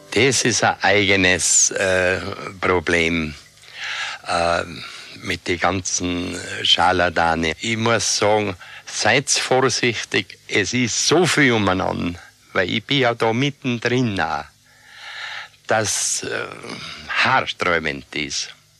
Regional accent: Jochberg, Tyrol, Austria; Ich bin in Jochberg geboren.

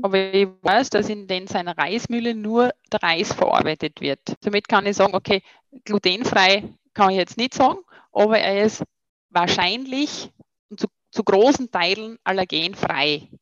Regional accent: near Graz, Styria, Austria; also born or lived in Vienna; ursprünglich bin ich ja Steirerin äh, in Keinbach bei Graz

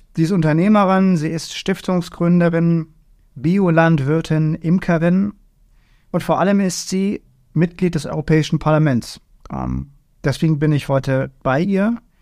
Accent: Germany; bei uns in Deutschland

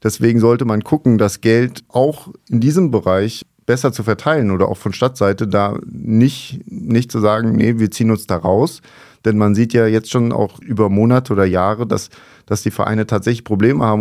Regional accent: Mainz, Rhineland-Palatinate, Germany; als Mainzer

